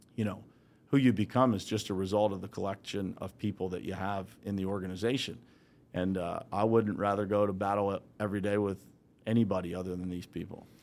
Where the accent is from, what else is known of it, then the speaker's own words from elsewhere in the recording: Uniontown, Pennsylvania, United States; I grew up right here in Western Pennsylvania, so I grew up in a small town called Uniontown, Pennsylvania